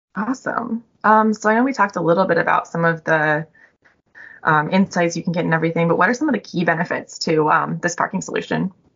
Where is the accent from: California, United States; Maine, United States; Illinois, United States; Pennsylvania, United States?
Illinois, United States; Chicago; I'm from Chicago